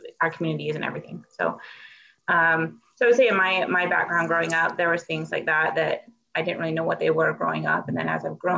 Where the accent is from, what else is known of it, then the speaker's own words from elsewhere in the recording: Utah, United States; I grew up in Utah.